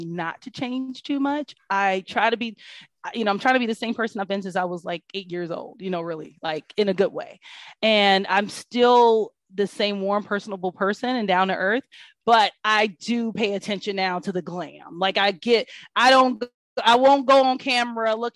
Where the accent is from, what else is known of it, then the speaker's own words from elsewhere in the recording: Kansas City, Missouri, United States; now in Atlanta, United States; I'm from Kansas City, Missouri, which is also an amazing city